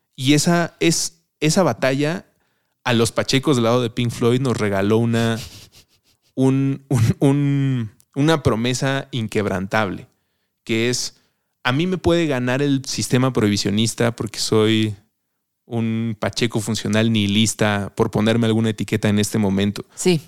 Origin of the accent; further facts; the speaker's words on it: Mexico City, Mexico; como chilango, antes de empezar a grabar hablábamos de la chilanguez, lo sentía muy propio, como si esto es de la ciudad en la que crecí